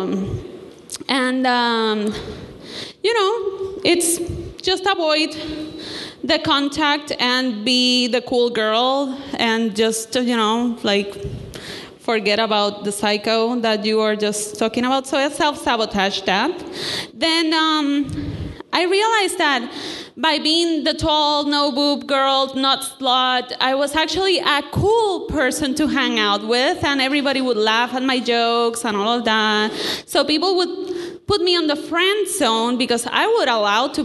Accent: Puerto Rico; moved away; I come from Puerto Rico

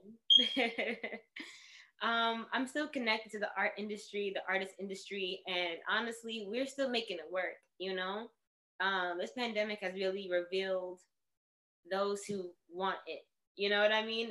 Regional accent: New York City, New York, United States; I was born in the Bronx

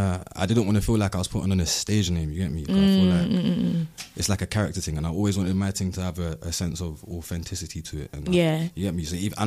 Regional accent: London, United Kingdom; Originally Clapham South. I grew up in Flinders Gardens.

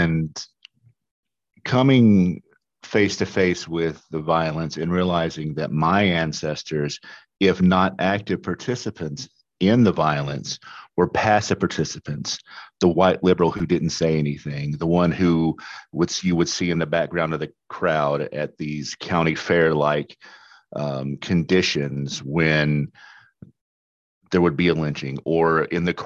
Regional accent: Western Kentucky, United States; also born or lived in Tennessee / Louisiana; now in Milwaukee, United States; I am originally from Kentucky, but I've also lived in Tennessee and Louisiana.

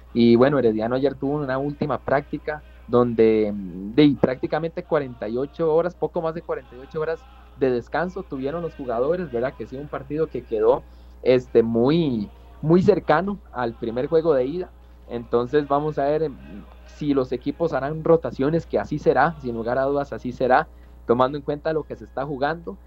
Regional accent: Cartago, Costa Rica; yo que soy de Cartago

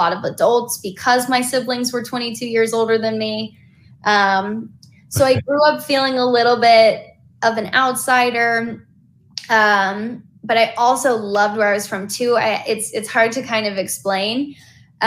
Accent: North Carolina, United States; moved away as an adult; now in Los Angeles, United States; growing up in North Carolina, my dad was originally from Chicago. My mom born and raised North Carolina

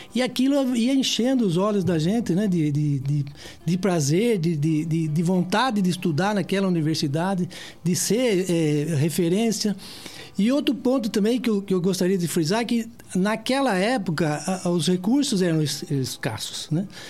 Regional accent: Piracicaba, São Paulo, Brazil; eu nasci em Piracicaba

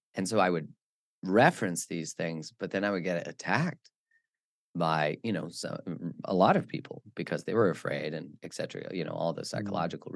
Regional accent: Alberta, Canada; moved away as an adult; also born or lived in Vancouver; I grew up in the in Alberta, which is in Canada, which is like the Texas of Canada.

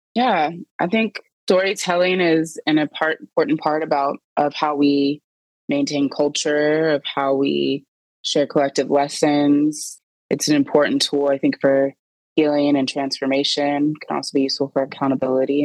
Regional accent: Indianapolis, Indiana, United States; moved away as an adult; now in Seattle, United States; I was born and raised in Indianapolis, Indiana

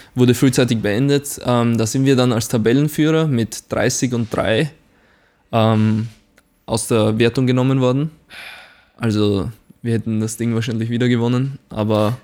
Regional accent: Güssing, Burgenland, Austria; accent: Burgenland dialect; now in Braunschweig, Germany; ich bin aus Güssing

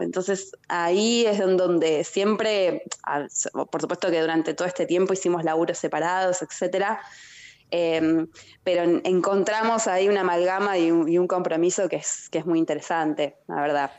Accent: San Miguel, Buenos Aires Province, Argentina; yo soy de San Miguel, de provincia de Buenos Aires

